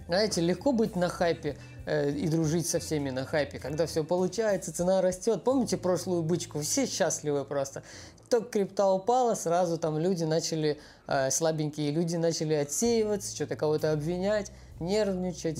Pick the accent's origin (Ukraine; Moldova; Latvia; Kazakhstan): Ukraine; я из Украины